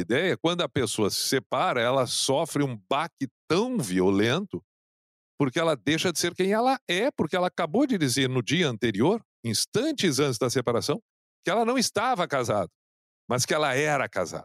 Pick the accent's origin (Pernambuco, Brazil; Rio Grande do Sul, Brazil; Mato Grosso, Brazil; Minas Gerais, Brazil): Rio Grande do Sul, Brazil; Canoas; no bairro onde eu, onde eu cresci, em Canoas